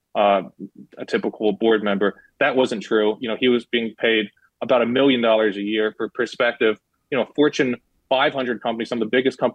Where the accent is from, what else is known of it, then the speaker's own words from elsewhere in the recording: United States; I'm an American